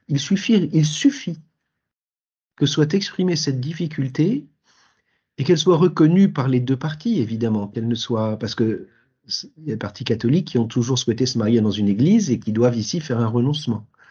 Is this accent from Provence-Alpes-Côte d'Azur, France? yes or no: no; Paris, Île-de-France, France; J'ai 62 ans, je suis parisien